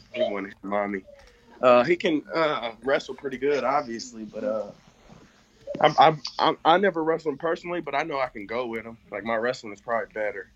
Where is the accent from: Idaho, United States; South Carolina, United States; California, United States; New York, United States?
California, United States; Sacramento; moved away; I grew up in Sacramento